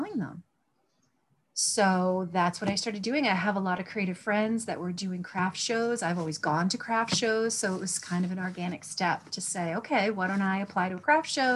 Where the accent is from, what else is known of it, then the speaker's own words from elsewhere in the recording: Glocester, Rhode Island, United States; I was born and raised in Gloucester, Rhode Island, out in the woods